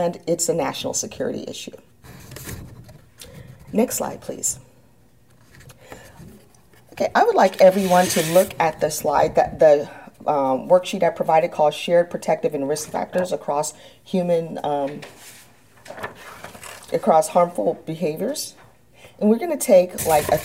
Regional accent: San Antonio, Texas, United States; moved away as an adult; I grew up in San Antonio, Texas

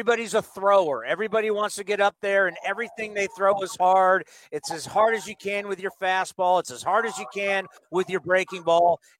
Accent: San Diego, California, United States; when I was a kid growing up in San Diego, there was a San Diego School of Baseball

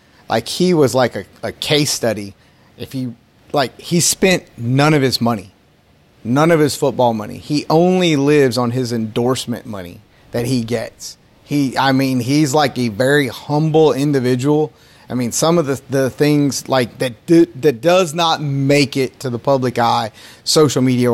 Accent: North Carolina, United States; I'm from North Carolina.

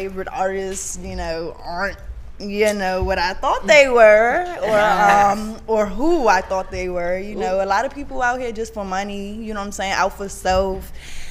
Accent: Washington, District of Columbia, United States; I'm from Washington, D.C. Not the DMV, from Washington, D.C.

